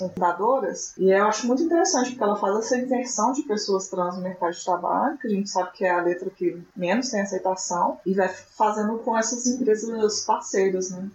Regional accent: Minas Gerais, Brazil; Eu sou de Minas Gerais

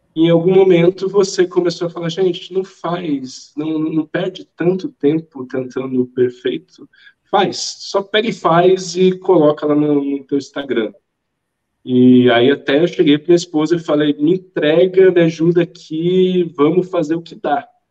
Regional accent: Brasília, Federal District, Brazil; eu sou de Brasília, Brasília é tudo extremamente distante.

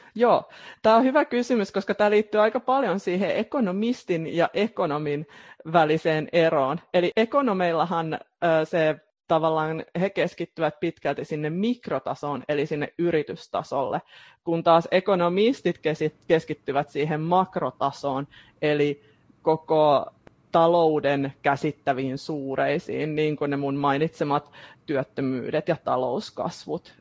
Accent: Turku, Southwest Finland, Finland; mä oon turkulainen, teen aika pitkälti etätöitä mun kotikonttorilla

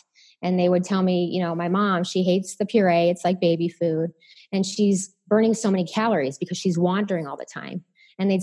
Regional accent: Chicago, Illinois, United States; I'm from Chicago

